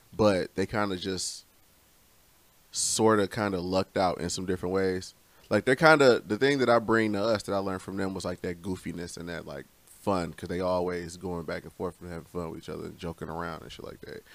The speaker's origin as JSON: {"language": "English", "town": "Romulus", "region": "Michigan", "country": "United States", "said": "here I am from Romulus"}